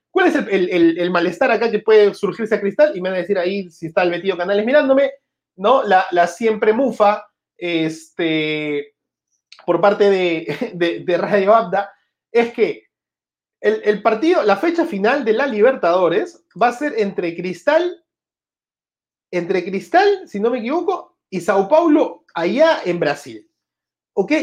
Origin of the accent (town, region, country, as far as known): Peru